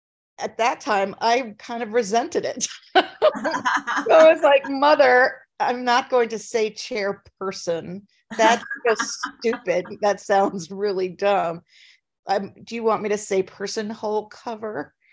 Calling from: Minnesota, United States; Well, I'm in Minnesota. I'm in a small town that's about an hour and 15 minutes southwest of Minneapolis.

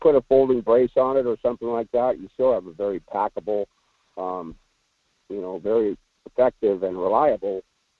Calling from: Anchor Point, Alaska, United States; I'm in Anchor Point.

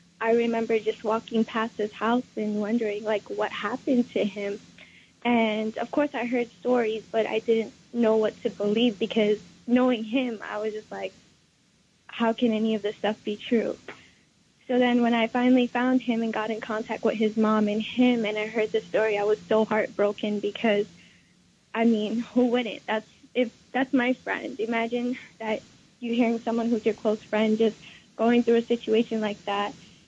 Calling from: Katy, Texas, United States; I'm calling from Katy, Texas.

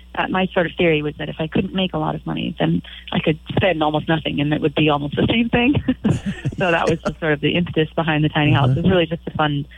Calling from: Moss Beach, California, United States; I'm calling you from Moss Beach right now. That's where I live.

